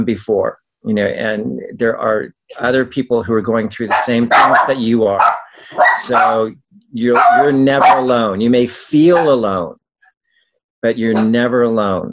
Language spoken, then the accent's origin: English; El Cajon, California, United States; I grew up in El Cajon